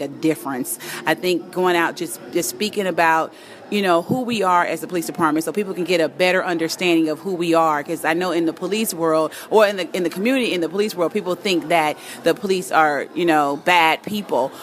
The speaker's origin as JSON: {"language": "English", "town": "Inglewood", "region": "California", "country": "United States", "tie": "born or raised there", "said": "I'm a product of Inglewood. I grew up in Inglewood. I've been here since 76."}